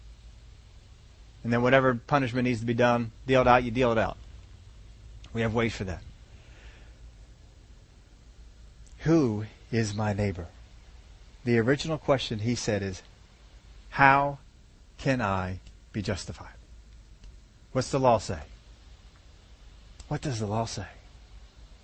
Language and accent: English; Philadelphia, Pennsylvania, United States; I was from Philadelphia